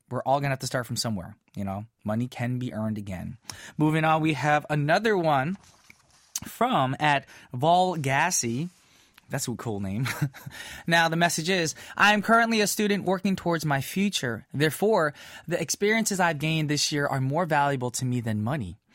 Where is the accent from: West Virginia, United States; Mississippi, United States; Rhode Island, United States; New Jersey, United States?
New Jersey, United States; now in South Korea; My hometown friends from small town New Jersey.